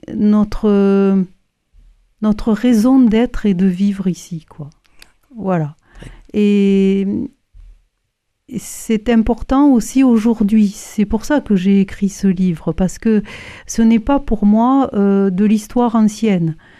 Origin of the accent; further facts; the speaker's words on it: Toulouse, Occitania, France; je suis toulousaine